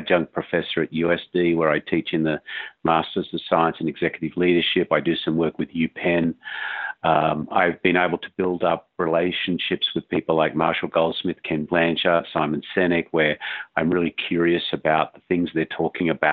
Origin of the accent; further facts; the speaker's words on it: Australia; moved away as an adult; growing up in Australia